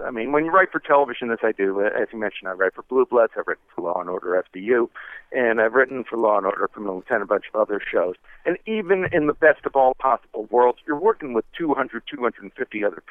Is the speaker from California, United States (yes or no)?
no; New York City, New York, United States; I'm from New York City, and I grew up in the 1970s